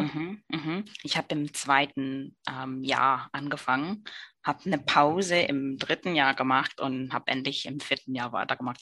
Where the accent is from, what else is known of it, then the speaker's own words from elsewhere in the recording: New York City, New York, United States; German is a second language; moved away as an adult; now in Germany; ich komme aus Brooklyn, New York